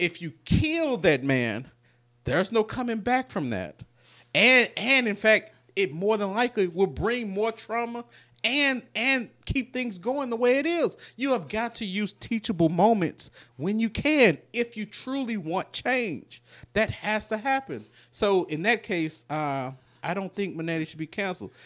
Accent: Memphis, Tennessee, United States; we're from North Memphis

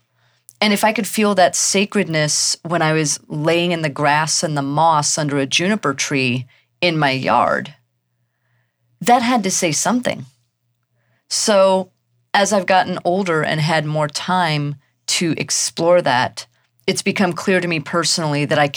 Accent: Missouri, United States; also born or lived in Germany / Texas; I was a military brat. I was born in Germany. We moved to the U.S. when I was very young, and I did most of my growing up in Texas and then mostly in Missouri.

